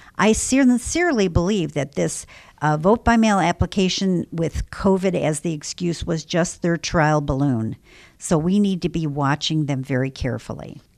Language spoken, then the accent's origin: English; Illinois, United States; I'm from Illinois